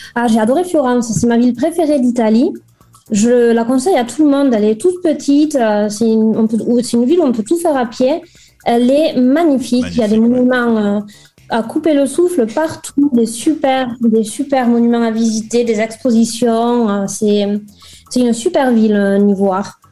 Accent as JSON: {"language": "French", "town": "Toulouse", "region": "Occitania", "country": "France", "also_born_or_lived": "Lille", "accent": "accent ensoleillé", "moved": "as an adult", "lives_now": "Cesena, Italy", "said": "je suis toulousaine"}